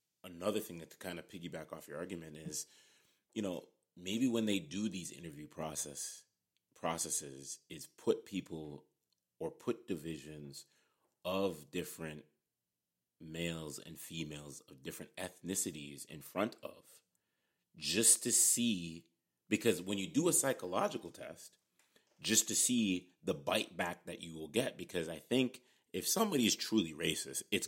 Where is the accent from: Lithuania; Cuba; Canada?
Canada; we're both here from Canada